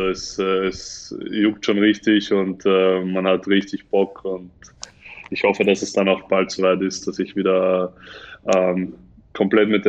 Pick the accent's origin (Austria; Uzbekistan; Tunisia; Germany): Tunisia; born there; Ja, also ich bin, ich bin, ich bin ja nur in Tunesien geboren. Das ist das Einzige, was, also, was mich mit Tunesien verbindet.